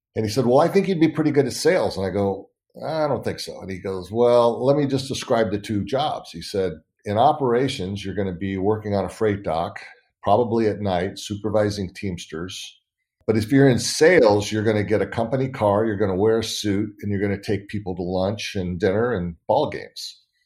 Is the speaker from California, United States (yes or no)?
yes; Northern California, United States; also born or lived in San Diego; I grew up in California, Northern California.